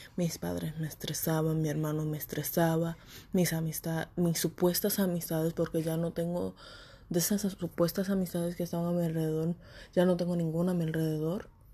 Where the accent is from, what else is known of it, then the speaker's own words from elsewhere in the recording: Puerto Rico; moved away as an adult; also born or lived in Florida; now in Texas, United States; quería irme de Puerto Rico, me fui de Puerto Rico a Florida y vine para Texas.